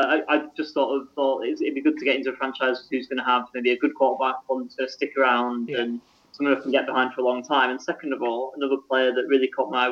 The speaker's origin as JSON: {"language": "English", "country": "United Kingdom", "said": "being British"}